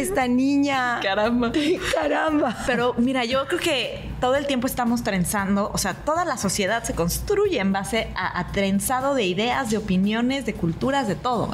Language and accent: Spanish; Mexico; no parezco mexicana